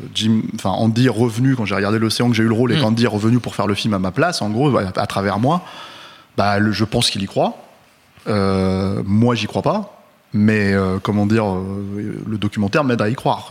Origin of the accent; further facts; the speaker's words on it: France; on est français